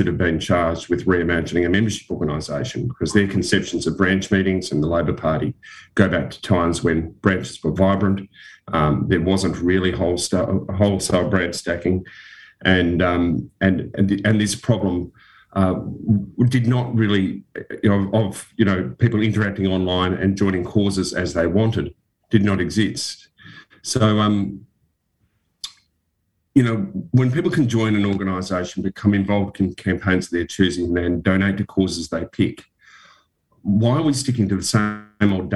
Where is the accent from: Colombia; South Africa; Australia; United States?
Australia; Western Australia; When I grew up in Western Australia